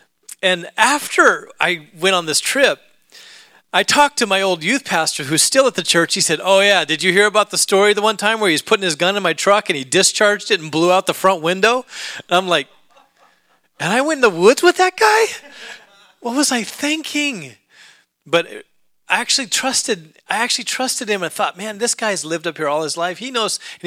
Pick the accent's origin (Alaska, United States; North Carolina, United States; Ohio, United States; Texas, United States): Alaska, United States; moved away; I grew up in Alaska